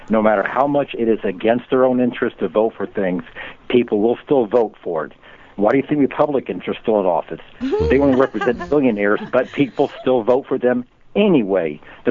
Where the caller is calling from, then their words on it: Tampa, Florida, United States; in Tampa, Florida.